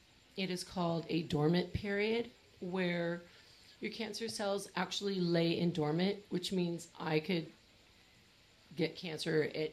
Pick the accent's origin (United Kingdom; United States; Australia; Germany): United States; Riverside, California; I'm from here from Riverside.